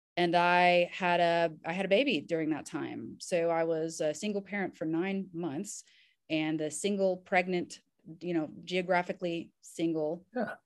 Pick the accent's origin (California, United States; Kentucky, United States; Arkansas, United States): Kentucky, United States; Southern; also born or lived in Indiana; now in Nashville, United States; I'm actually technically from Southern Kentucky, and grew up in Kentucky and Indiana here in the US